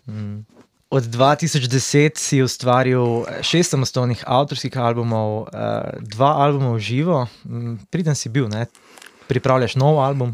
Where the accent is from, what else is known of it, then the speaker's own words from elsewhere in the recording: Slovenia; smo Slovenci malo zaostanku